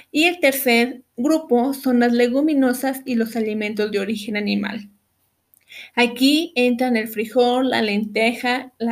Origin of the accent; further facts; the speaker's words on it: Mexico; como mexicanos debemos conocer las guías de alimentación, así como la guía de hidratación. En nuestro país, estas guías se conocen como el plato del bien comer